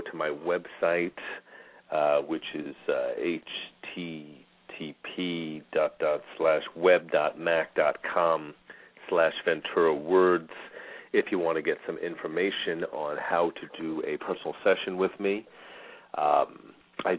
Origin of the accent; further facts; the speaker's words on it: Long Island, New York, United States; moved away as an adult; now in Phoenix, United States; I grew up in New York